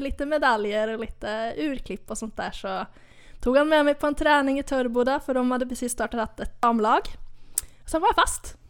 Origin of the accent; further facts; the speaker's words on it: Hova, Västra Götaland, Sweden; now in Södra Råtorp, Sweden; jag är från, eh, Lilla Hova i Skaraborg